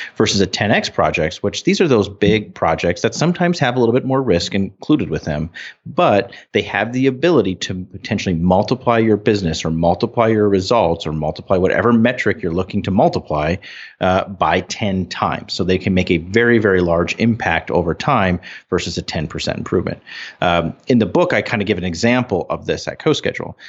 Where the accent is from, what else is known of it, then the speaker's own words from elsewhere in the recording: North Dakota, United States; We're from North Dakota